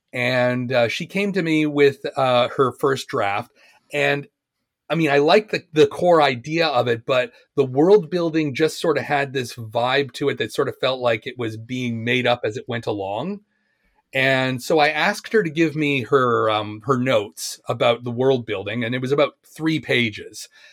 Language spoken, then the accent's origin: English; Oshawa, Ontario, Canada; moved away as an adult; also born or lived in Japan / England; I was born in Oshawa, Oshawa, Ontario